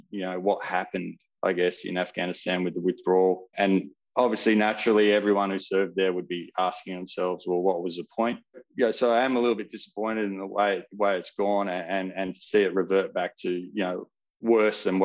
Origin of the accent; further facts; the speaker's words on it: Perth, Western Australia, Australia; But I was from Perth or from WA